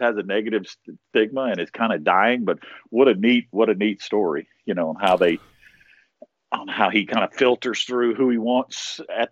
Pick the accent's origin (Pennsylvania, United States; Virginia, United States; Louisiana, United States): Louisiana, United States; Baton Rouge; moved away as an adult; now in Seagrove, United States; I'm originally from Louisiana, Baton Rouge, born and raised guy.